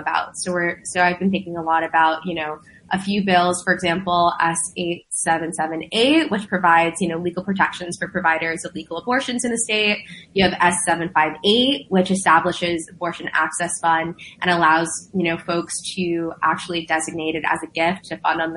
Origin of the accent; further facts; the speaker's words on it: New York City, New York, United States; also born or lived in Long Island City; I was born and raised right here in Queens, and I was born in Elmer's Hospital.